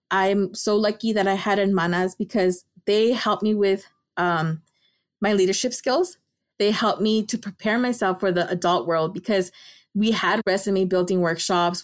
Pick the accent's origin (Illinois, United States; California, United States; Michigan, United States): California, United States; Los Angeles; also born or lived in Davis, California; I'm from Los Angeles, California. I grew up in Highland Park